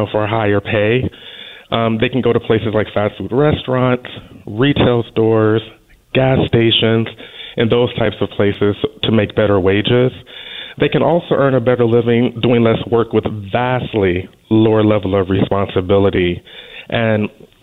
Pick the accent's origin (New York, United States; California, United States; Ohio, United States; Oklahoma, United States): California, United States; moved away as an adult; now in Oregon, United States; I'm from California